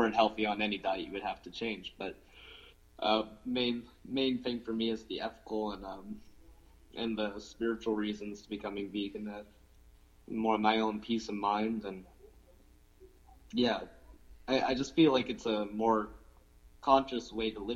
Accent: New Minas, Nova Scotia, Canada; moved away as an adult; now in Halifax, Canada; I'm from New Minas originally, like that's where I grew up.

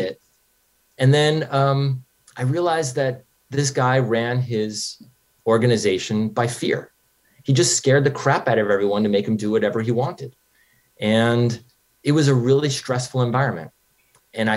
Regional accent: New York, United States; moved away as an adult; also born or lived in Los Angeles; I grew up in New York, and I drove out

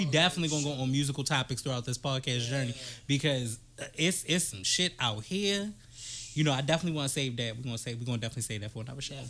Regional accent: East Coast, United States; We are from the East Coast, but Sue and Trey, which are Stage 30, are from the West Coast.

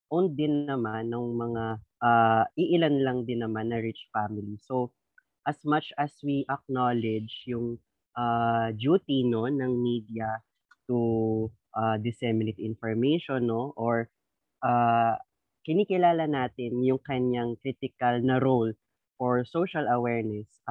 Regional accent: Rizal, Calabarzon, Philippines; mula din po ako sa Rizal. Ayan, Calabarzon represent everybody.

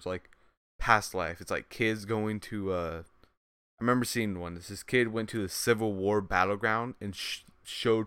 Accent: United States; we're yeah, American.

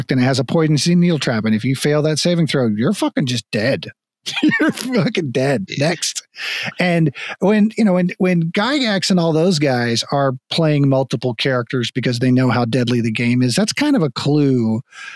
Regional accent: Florida, United States; moved away; also born or lived in Texas; we moved to Texas in 89 I grew up in Florida

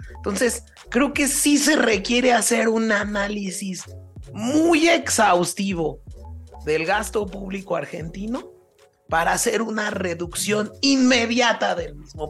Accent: Mexico; como un mexicano común y corriente

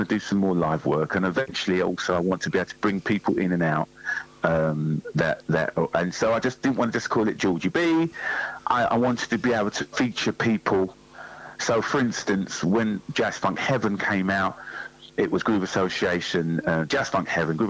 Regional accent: London, United Kingdom; growing up in North London

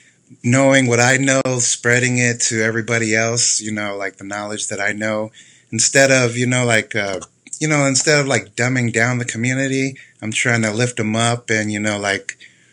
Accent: Oceanside, California, United States; I'm from Oceanside, California. My family is from here. We moved around a lot and I always came back to the O.

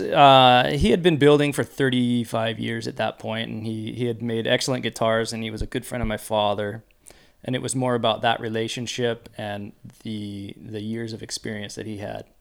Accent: San Diego, California, United States; I grew up here in San Diego

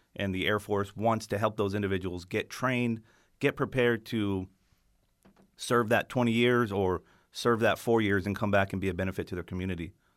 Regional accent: New Mexico, United States; moved away; I'm from New Mexico originally

